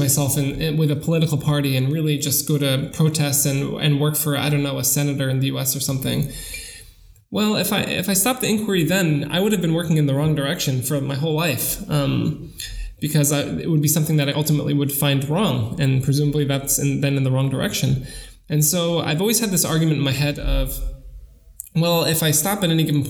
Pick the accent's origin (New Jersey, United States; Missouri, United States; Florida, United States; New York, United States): New York, United States; now in Germany; I grew up in New York. I studied in New York